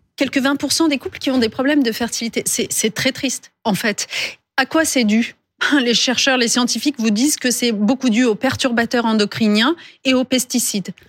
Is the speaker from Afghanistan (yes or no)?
no; France; chez nous, en France